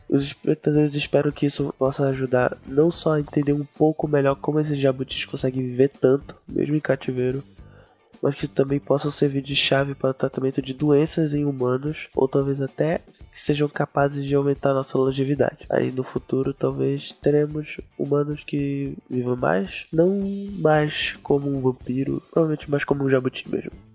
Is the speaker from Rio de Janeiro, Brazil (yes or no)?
no; Belém, Pará, Brazil; eu sou de Belém